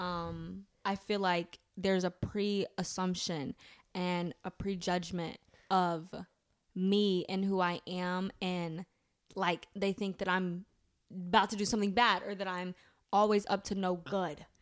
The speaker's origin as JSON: {"language": "English", "country": "United States", "said": "So, we're American."}